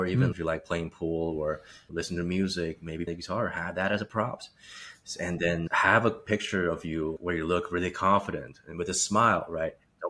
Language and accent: English; China; also born or lived in Czech Republic; I grew up in China and before that lived in Eastern Europe, Czech Republic, now known as Czechia.